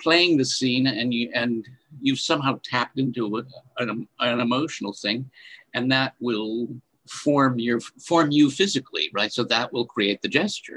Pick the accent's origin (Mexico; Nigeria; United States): United States; Rochester, New York; moved away as an adult; also born or lived in Meadville, Pennsylvania; now in Pittsburgh, United States; I'm from Rochester, New York